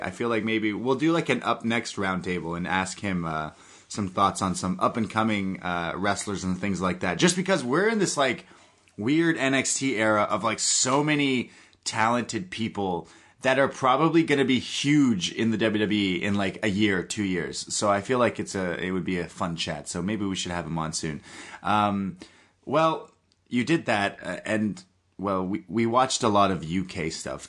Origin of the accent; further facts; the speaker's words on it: Canada; I am a Canadian